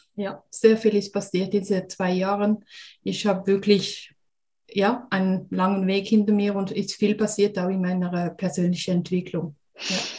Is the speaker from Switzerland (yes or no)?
yes; Switzerland; wie man es hört, bin ich aus der Schweiz